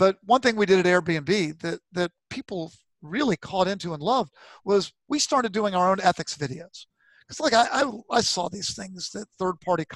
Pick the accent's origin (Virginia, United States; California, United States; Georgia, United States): Virginia, United States; I was brought up in Virginia.